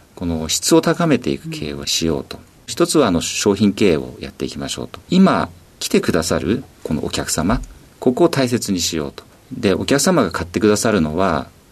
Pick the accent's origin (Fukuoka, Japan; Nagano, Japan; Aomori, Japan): Nagano, Japan; 長野県の長野市になります